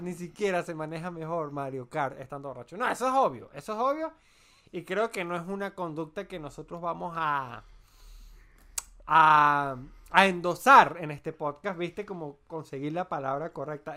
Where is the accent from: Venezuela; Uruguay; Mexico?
Venezuela; moved away as an adult; also born or lived in Chile; now in Colombia; nosotros en Venezuela